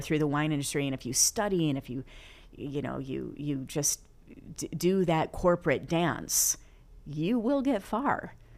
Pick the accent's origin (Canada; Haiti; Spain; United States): United States; Flint, Michigan; also born or lived in Florida; now in Los Angeles, United States; born and raised in Flint, Michigan